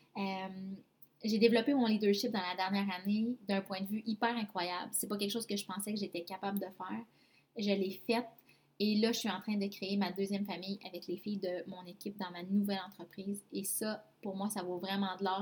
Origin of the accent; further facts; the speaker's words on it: Abitibi-Témiscamingue, Quebec, Canada; also born or lived in Mont-Tremblant; Je suis revenue dans ma région natale, en fait, parce que à ce moment-là, j'habitais à Mont-Tremblant. Et je suis revenue en Abitibi-Témiscamingue